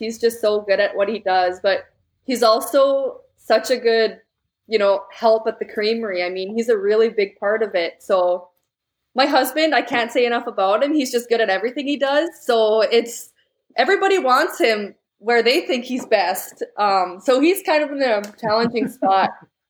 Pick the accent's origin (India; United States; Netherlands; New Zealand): Netherlands; English is a second language; So Gouda cheese, because we're from the Netherlands, and it's a typical Dutch cheese.